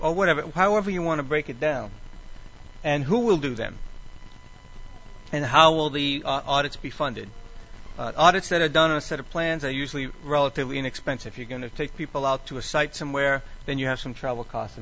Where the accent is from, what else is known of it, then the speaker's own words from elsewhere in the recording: New England, United States; now in Maryland, United States; I grew up in New England where we had rotaries back from the 50s